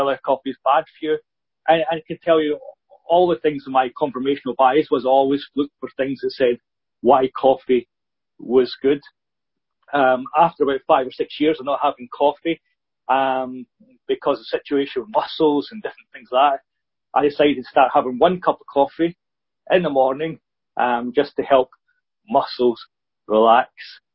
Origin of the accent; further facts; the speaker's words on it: Scotland, United Kingdom; being Scottish